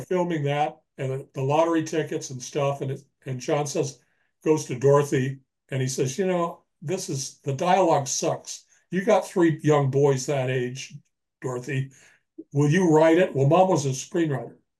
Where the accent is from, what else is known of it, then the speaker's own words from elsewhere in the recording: Los Angeles, California, United States; moved away as an adult; now in Birch Bay, United States; I've just recently moved from Los Angeles, my hometown, up to uh, Birch Bay, Washington